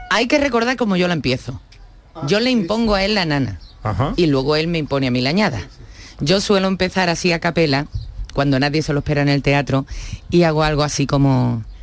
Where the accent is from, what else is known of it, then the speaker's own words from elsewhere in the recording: Spain; siempre digo que soy la primera española que ha ido a llevar allí la copla y ha vuelto.